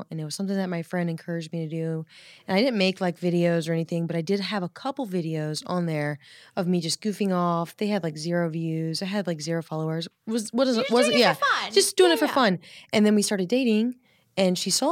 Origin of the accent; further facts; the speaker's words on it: the South, United States; I grew up in the South